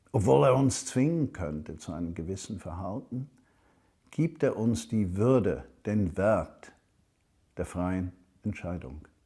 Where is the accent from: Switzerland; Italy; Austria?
Switzerland; now in Germany; Ich bin Himmelsbürger und ich bin Schweizer, der in Deutschland lebt.